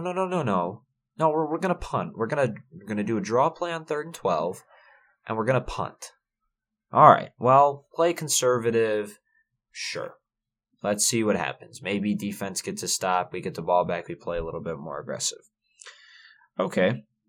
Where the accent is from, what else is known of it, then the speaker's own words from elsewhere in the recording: Michigan, United States; Ashton Calder's from my home state